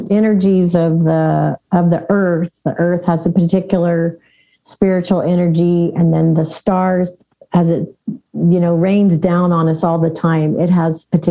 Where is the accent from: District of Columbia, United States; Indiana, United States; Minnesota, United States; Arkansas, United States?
Indiana, United States; Southern; moved away; also born or lived in California; I grew up in Southern Indiana, you know, I had been in California for a long time.